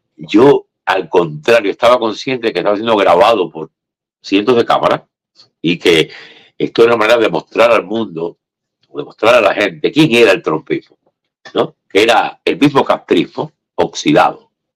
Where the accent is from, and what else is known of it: Cuba; now in Miami, United States